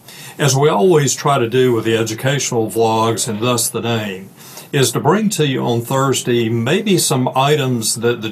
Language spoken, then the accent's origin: English; United States